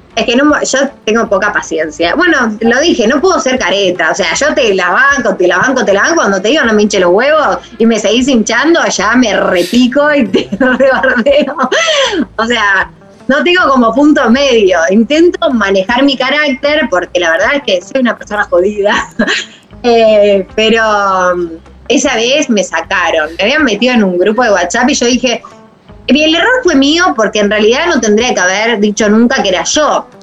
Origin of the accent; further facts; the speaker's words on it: San Martín, Buenos Aires Province, Argentina; no me da vergüenza decir que, soy San Martín, no me da vergüenza que soy, decir que soy de José Luis